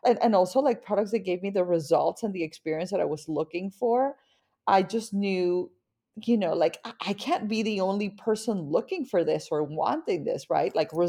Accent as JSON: {"language": "English", "town": "Barranquilla", "region": "Atlántico", "country": "Colombia", "tie": "born or raised there", "said": "So I grew up in Barranquilla, Colombia. So I am a Latin woman and I grew up surrounded by a very vibrant Latin culture. Barranquilla is in the Caribbean coast and it's kind of like your dream Latin town, you know, like always warm"}